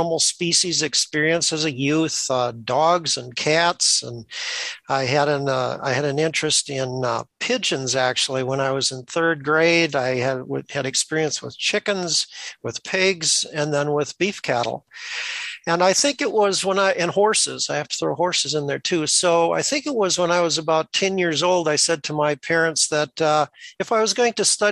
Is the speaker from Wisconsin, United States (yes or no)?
yes; eastern Wisconsin, United States; also born or lived in Madison, Wisconsin; So I'm from the state of Wisconsin. I grew up on a diversified livestock farm in eastern Wisconsin.